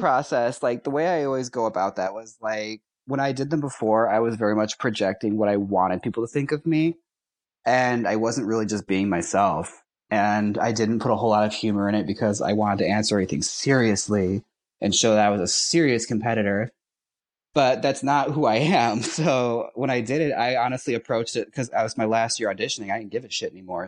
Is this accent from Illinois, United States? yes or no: no; Milwaukee, Wisconsin, United States; I'm from Milwaukee.